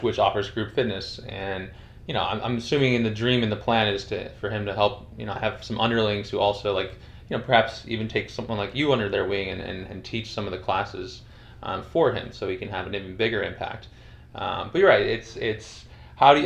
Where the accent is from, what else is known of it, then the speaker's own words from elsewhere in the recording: Northeast, United States; I grew up in Northeast